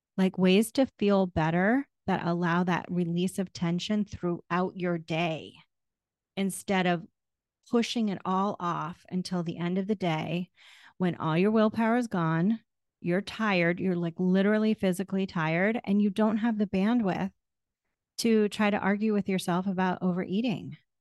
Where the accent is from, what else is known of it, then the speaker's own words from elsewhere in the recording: New England, United States; moved away; also born or lived in Florida; I grew up in New England